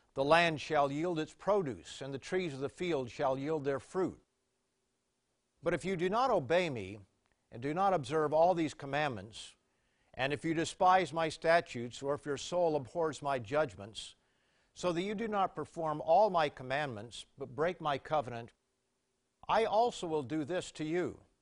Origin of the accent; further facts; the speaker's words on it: Canada; I was a visitor from Canada